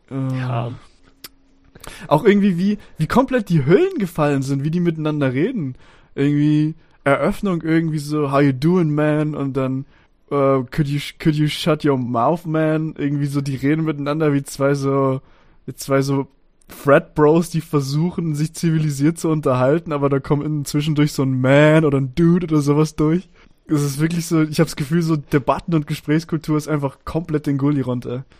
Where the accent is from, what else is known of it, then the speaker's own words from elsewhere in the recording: Stuttgart, Baden-Württemberg, Germany; Naja, für mich als Stuttgarter nicht. Alles ab Frankfurt ist Norddeutschland.